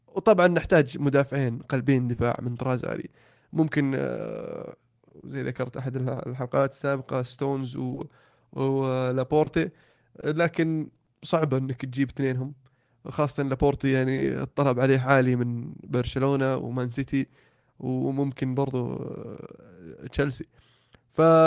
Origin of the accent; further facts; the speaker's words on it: Saudi Arabia; عندنا في السعوديه